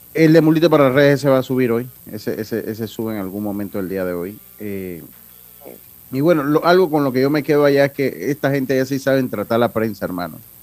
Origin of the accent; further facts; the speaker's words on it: Panama; como decimos nosotros en buen panameño